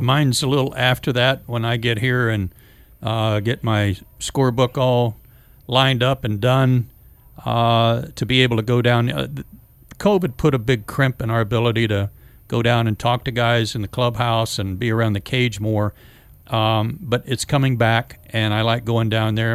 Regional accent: Norman, Oklahoma, United States; moved away; I was, um, landlocked in Oklahoma

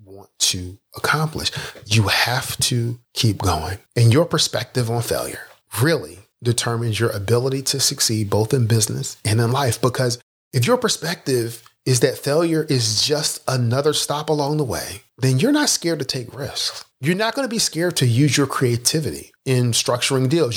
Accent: Philadelphia, Pennsylvania, United States; I grew up in Philadelphia

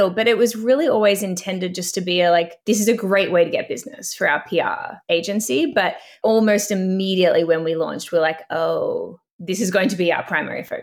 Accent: Australia; now in Canada; I came to Canada from Australia

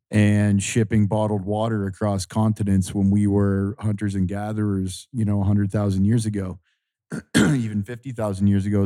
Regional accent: Ontario, Canada; I grew up near the Great Lakes. I grew up in Ontario

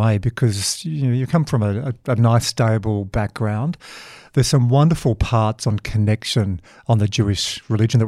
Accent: Dubbo, New South Wales, Australia; I grew up in Dubbo

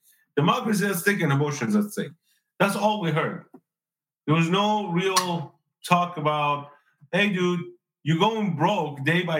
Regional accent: Iran; now in United States; I'm an immigrant from Iran. I know what inflation was at age 13.

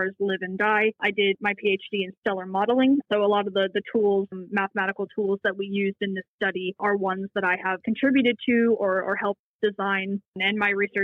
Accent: United States; now in Australia; Being American

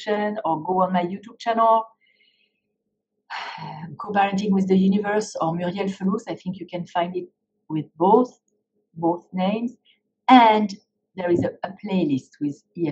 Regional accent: France; moved away; I was growing up in France

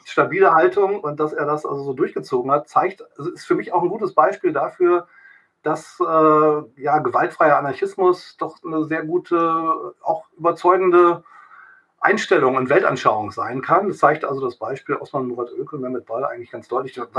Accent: East Germany, Germany; also als Ossi, {S0} {S1} als Ossi da hingebracht wurde in den Knast

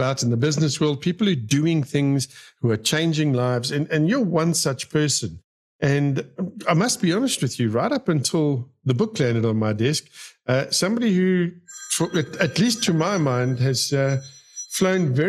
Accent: Benoni, Gauteng, South Africa; I was born and bred in Benoni

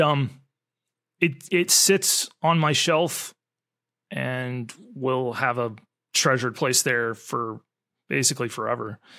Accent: United States; as an American

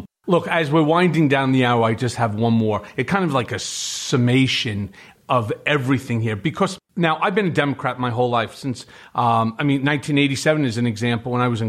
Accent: United States; But as an American, I'm really concerned about where the party is heading

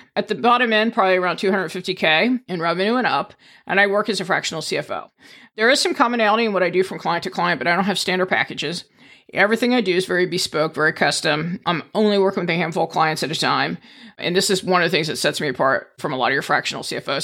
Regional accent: East Coast, United States; moved away as an adult; also born or lived in Indiana / Maryland / Virginia; now in Saint Charles, United States; born in Indiana, but I've spent most of my childhood out on the East Coast

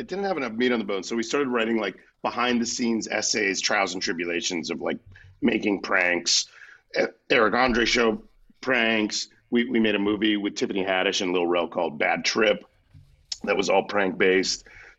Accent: Florida, United States; I'm from Florida, so I'm friends with a lot of Miami gays.

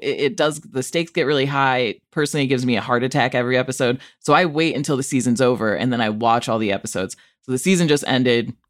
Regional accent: Rockford, Illinois, United States; my hometown, Rockford, Illinois

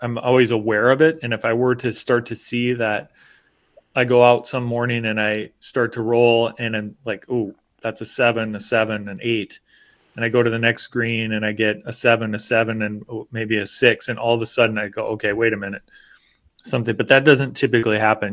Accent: United States; as an American

